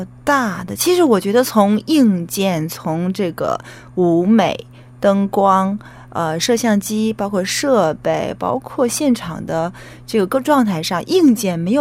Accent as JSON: {"language": "Chinese", "town": "Weihai", "region": "Shandong", "country": "China", "tie": "born or raised there", "said": "它那个海域应该是会，如果厉害的话，能够游到我的故乡威海。"}